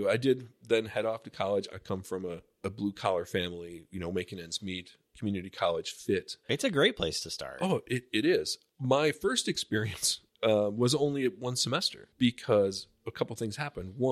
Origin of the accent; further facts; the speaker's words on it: Buffalo, New York, United States; so I grew up in Buffalo, uh, New York.